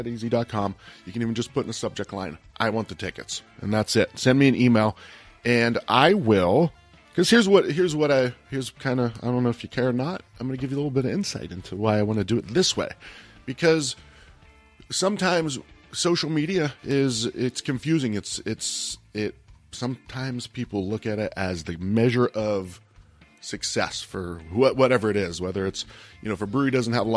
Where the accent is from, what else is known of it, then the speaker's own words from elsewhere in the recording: Ohio, United States; where I grew up in Ohio, folks meant parents